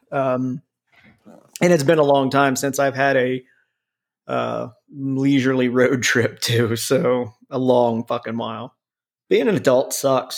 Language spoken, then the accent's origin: English; Cincinnati, Ohio, United States; also born or lived in Columbus, Ohio; I grew up in Cincinnati